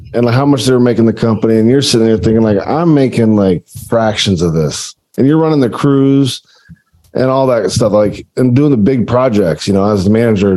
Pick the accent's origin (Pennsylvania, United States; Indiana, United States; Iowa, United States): Iowa, United States; I am from Iowa, not even around the ocean